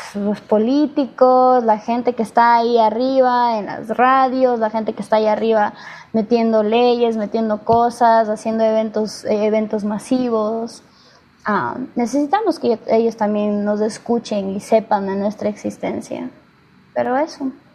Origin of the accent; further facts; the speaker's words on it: Ecuador; now in United States; Yo nací en Estados Unidos, pero viví toda mi vida en Ecuador.